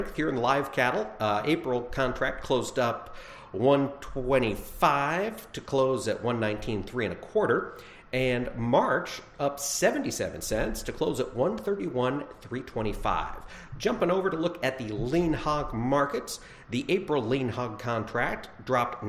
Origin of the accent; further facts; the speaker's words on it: Iowa, United States; as an Iowan